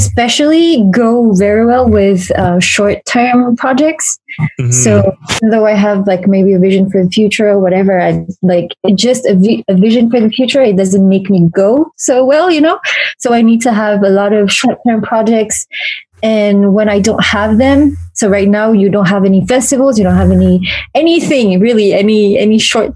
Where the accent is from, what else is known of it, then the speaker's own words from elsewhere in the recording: Paris, Île-de-France, France; I was born and raised in Paris